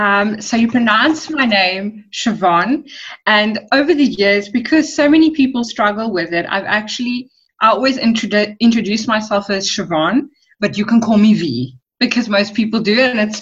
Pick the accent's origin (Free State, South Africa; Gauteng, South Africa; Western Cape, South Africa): Western Cape, South Africa; West Coast; first language English; also born or lived in Secunda, Mpumalanga; I'm not actually a Cape Town girl. I was born in Secunda in Mpumalanga, and we moved down to the West Coast in 97. So, yeah, we've been living in and around the West Coast since, what's 97? That's 13 years.